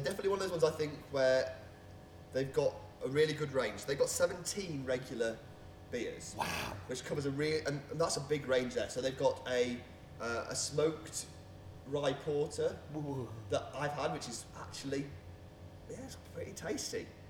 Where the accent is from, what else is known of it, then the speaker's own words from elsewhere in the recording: Leek, West Midlands, United Kingdom; I grew up in Leek, which is just across the border in Staffordshire.